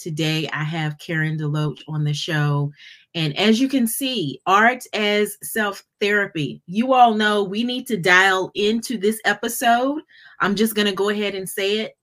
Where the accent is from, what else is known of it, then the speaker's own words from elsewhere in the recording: Fayetteville, North Carolina, United States; also born or lived in Charlotte, North Carolina; been growing up in North Carolina in, in Fayetteville.